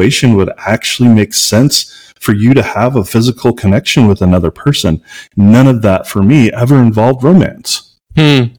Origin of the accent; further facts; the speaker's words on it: Missouri, United States; now in Albuquerque, United States; growing up in Missouri, I literally lived in an area where we would get letters in the mail for recruitment for the KKK